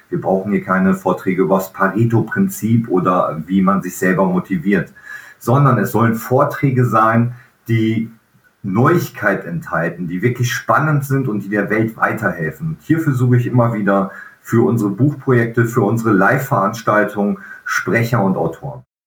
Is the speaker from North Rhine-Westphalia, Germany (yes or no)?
yes; Velbert, North Rhine-Westphalia, Germany; moved away; in Felbert sein kann, wo meine Eltern damals gelebt, gelebt haben, wo ich groß geworden bin in meiner Kindheit